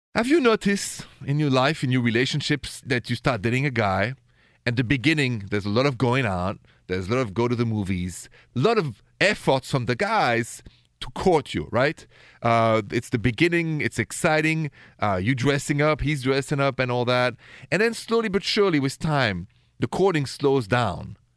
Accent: Paris, Île-de-France, France; accent: thick French; English is a second language; moved away; I have a thick French accent because I'm from France, from Paris originally

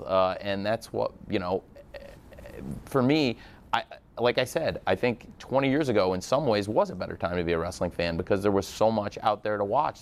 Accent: Illinois, United States; I'm from Illinois

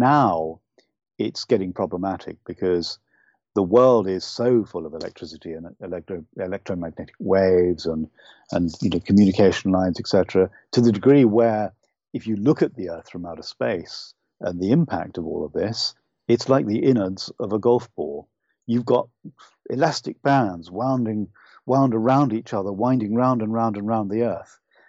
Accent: United Kingdom; accent: UK accent; also born or lived in Ireland; I'm sad to say this, but I'm Irish, but I don't have the beautiful, lyrical Irish accent. I really wish I did, but it would be false of me to try and copy it. I was brought up largely in the UK, so I speak with a UK accent.

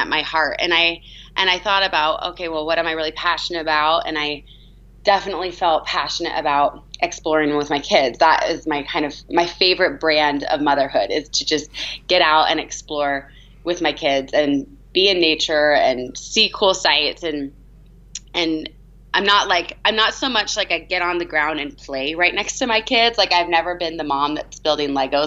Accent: California, United States; moved away as an adult; also born or lived in San Francisco / Boston; now in Salt Lake City, United States; I'm from California

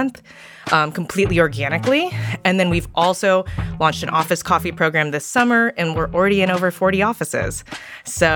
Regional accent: California, United States; I was born and raised in California

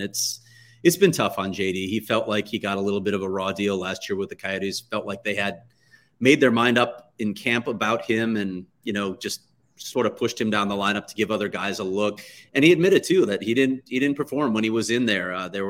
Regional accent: Chicago, Illinois, United States; as most people know by now, I grew up in Chicago.

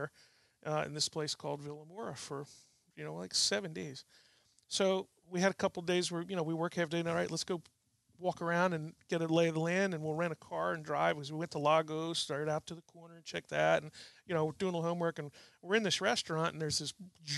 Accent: New Jersey, United States; I grew up fishing in New Jersey

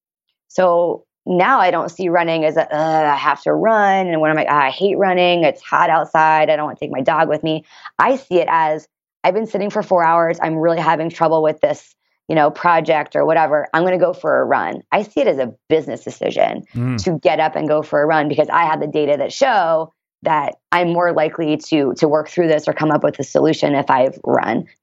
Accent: Washington, D.C., East Coast, United States; now in San Diego, United States; I'm also from the East Coast and I moved here from Washington, D.C.

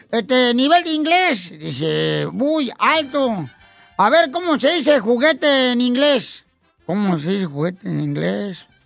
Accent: Tijuana, Baja California, Mexico; yo soy de aquí de Tijuana.

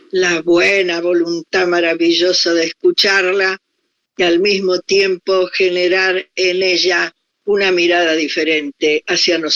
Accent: Argentina; moved away as an adult; also born or lived in Paris, France; yo soy una, mujer argentina

